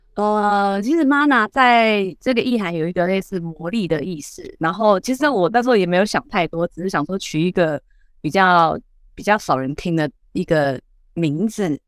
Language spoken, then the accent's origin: Chinese; southern Taiwan, Taiwan; 我是南部人